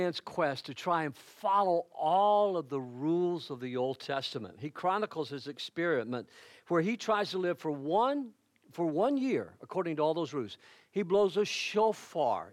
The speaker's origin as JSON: {"language": "English", "country": "United States", "said": "I am an American. I am not an Italian"}